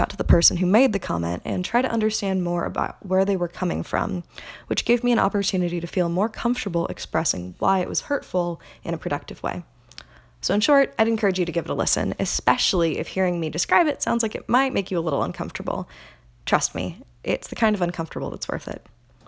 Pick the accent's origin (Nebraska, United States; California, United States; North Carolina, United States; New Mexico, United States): California, United States; Aliso Viejo; my hometown of Aliso Viejo, California